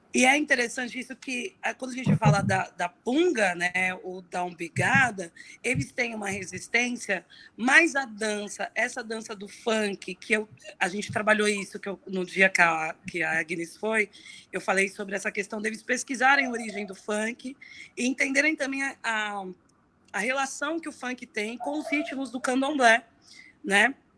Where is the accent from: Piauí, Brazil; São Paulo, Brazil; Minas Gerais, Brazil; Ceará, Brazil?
São Paulo, Brazil; eu cresci no Inocop, no Inocop Campo Limpo, que é um bairro aqui na Zona Sul